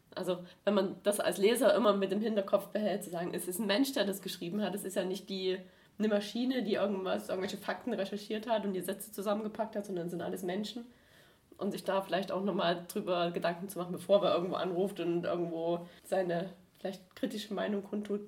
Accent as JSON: {"language": "German", "area": "Erzgebirge", "region": "Saxony", "country": "Germany", "moved": "yes", "lives_now": "Stuttgart, Germany", "said": "ich komme aus dem Erzgebirge"}